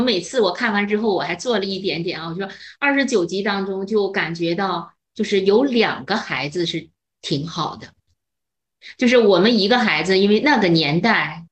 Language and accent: Chinese; northern China, China; 我是北方嗯。人